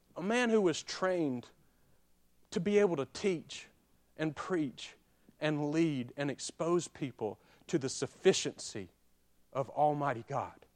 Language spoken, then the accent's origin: English; Childersburg, Alabama, United States; moved away as an adult; I'm from Childersburg, Alabama